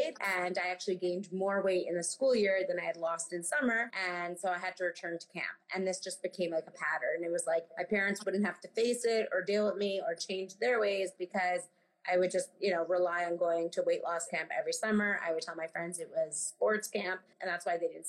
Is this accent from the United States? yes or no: yes; New York City, New York, United States; I grew up on the Upper West Side in Manhattan